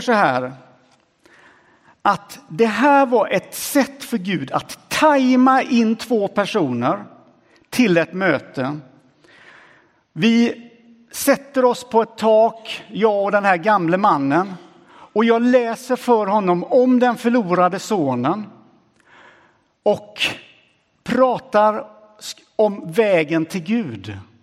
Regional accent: Sweden; kommer jag från Sverige Ganska ung och sprättig.

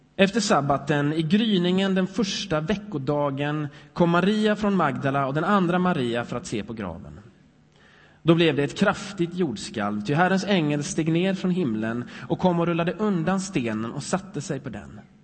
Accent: Sweden; jag är lite svensk ändå

